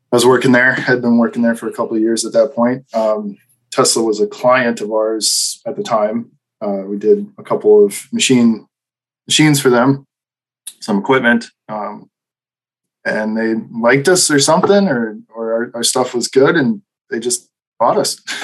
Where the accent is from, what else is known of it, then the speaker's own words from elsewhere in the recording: Midwest, United States; also born or lived in Wisconsin / Green Bay; I'm from Midwest